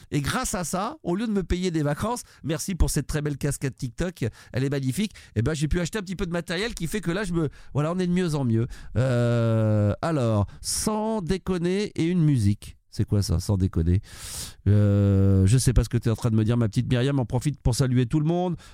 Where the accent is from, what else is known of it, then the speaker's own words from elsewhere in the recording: Marseille, Provence-Alpes-Côte d'Azur, France; Les gens pensent systématiquement que parce qu'on est de Marseille, on aime le foot et on supporte l'Olympique de Marseille